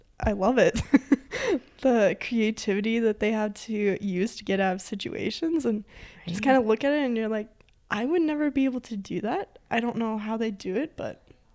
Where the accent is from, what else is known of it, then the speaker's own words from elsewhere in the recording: Forest Grove, Montana, United States; I grew up in Forest Grove, Montana, which I love to say is a real-life ghost town.